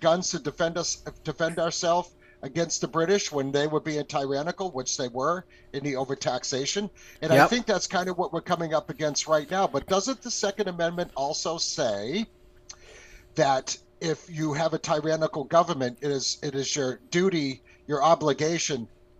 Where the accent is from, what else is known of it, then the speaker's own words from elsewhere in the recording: Kentucky, United States; And the funny thing is that originally I am from Kentucky.